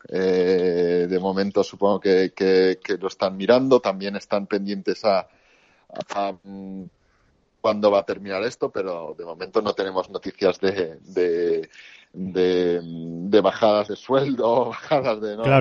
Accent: Spain; salimos de España

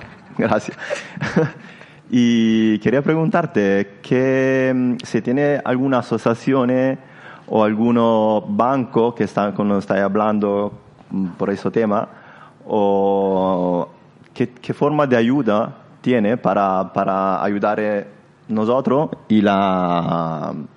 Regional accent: Italy; Spanish is a second language; moved away; de origen eh, italiano

